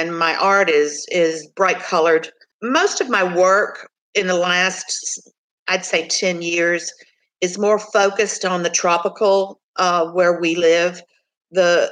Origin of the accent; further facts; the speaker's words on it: Rio Grande Valley, Texas, United States; moved away as an adult; also born or lived in Houston; I'm from the Rio Grand Valley, but I lived in Houston for quite some time and then moved back when my daughter was three to the Rio Grande Valley where I am now